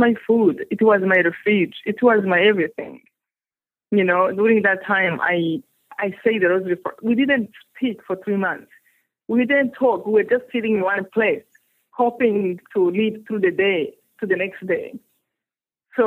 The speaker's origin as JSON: {"language": "English", "country": "Rwanda", "second_language": "English", "moved": "yes", "said": "I come from Rwanda"}